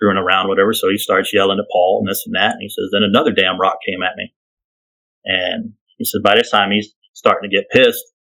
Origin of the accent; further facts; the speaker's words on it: Kentucky, United States; moved away; we're from Kentucky